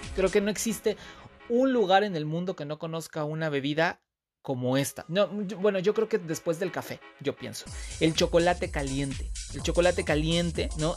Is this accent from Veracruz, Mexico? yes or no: yes; Veracruz, Mexico; soy orgullosamente veracruzano